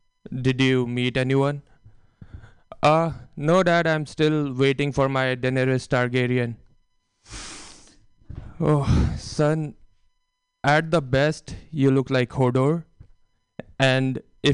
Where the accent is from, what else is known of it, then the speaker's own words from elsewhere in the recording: India; moved away; growing up in India